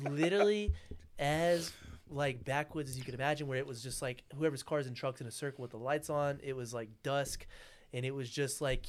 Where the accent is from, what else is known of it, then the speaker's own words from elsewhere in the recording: Malvern, Arkansas, United States; now in Little Rock, United States; I grew up in Malvern, and we had some woods around town